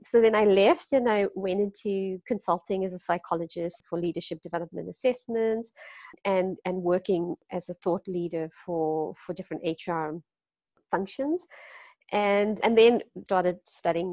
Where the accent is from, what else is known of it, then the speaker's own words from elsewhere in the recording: Durban, KwaZulu-Natal, South Africa; moved away as an adult; also born or lived in Cape Town, South Africa; now in Netherlands; I'm from South Africa, like I said. I grew up also in a very close-knit community in Durban